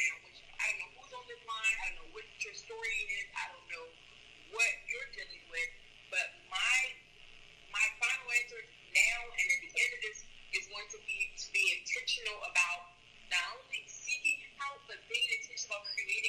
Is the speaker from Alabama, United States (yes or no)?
no; Washington, District of Columbia, United States; So I grew up in Congress Park with both my parents.